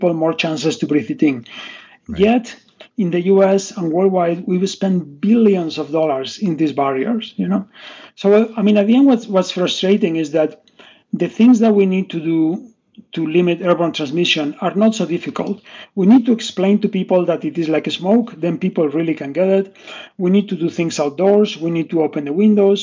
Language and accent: English; Spain; moved away; I'm originally from Spain.